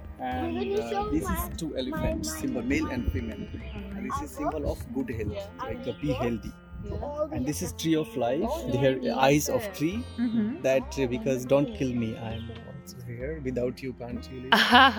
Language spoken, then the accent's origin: English; Madhubani, Bihar, India; now in New Delhi, India; But I'm from basically from Madhubani, Bihar.